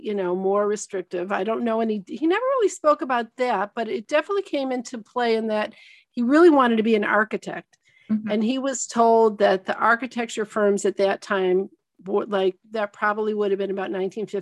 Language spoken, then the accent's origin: English; Detroit, Michigan, United States; I grew up in Michigan in the suburbs